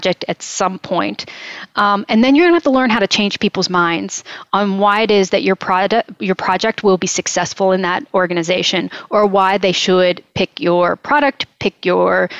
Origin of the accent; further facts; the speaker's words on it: Moundsville, West Virginia, United States; moved away; where I grew up near Moundsville